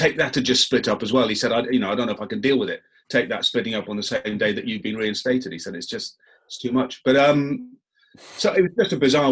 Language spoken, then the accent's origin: English; England, United Kingdom; I'm very English